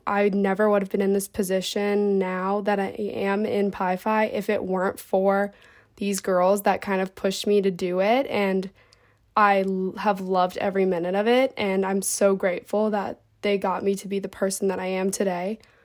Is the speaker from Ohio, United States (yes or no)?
yes; Cincinnati, Ohio, United States; I'm from Cincinnati, Ohio